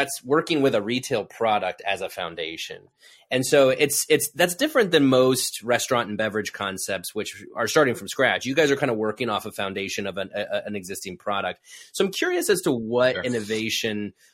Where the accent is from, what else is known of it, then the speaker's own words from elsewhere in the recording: Midwest, United States; moved away; also born or lived in the South; I'm from the Midwest. And so I of course grew up calling it pop. You know, I moved to the South